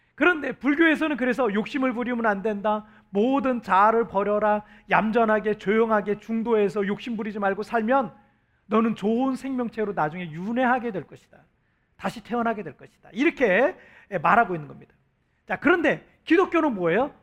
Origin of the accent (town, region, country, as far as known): South Korea; now in Cebu, Philippines